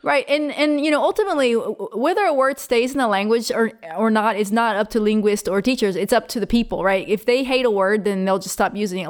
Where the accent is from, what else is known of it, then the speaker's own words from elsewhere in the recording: Virginia, United States; moved away as an adult; now in Japan; I'm from Virginia.